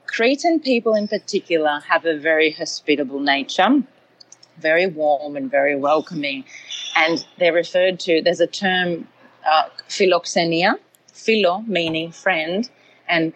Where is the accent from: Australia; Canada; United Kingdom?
Australia; Melbourne, Victoria; I was born in Melbourne.